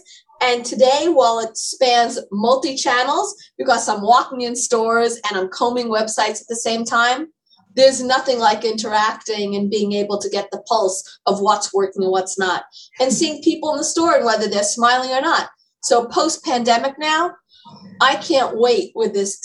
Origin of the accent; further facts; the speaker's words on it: New York City, New York, United States; I grew up in Manhattan, and my family had a bookstore on Madison Avenue